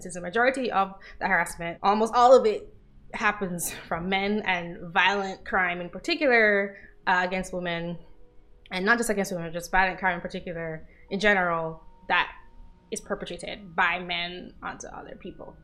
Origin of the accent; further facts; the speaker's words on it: Jamaica; I'm from Jamaica